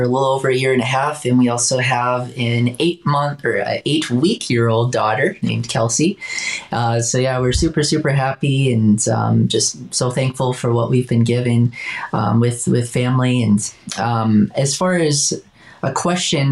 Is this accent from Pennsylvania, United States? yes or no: no; Wisconsin, United States; I'm from Wisconsin